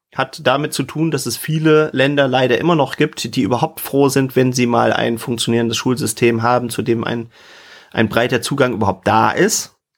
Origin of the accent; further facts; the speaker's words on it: Germany; als Deutscher